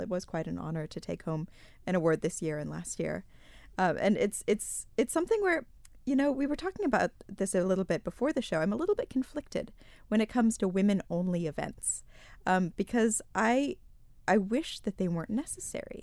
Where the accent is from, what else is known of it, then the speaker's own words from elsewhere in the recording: United States; moved away as an adult; also born or lived in Malta; now in Isle of Man; I'm from the States originally, although I have lived here for the past seven years.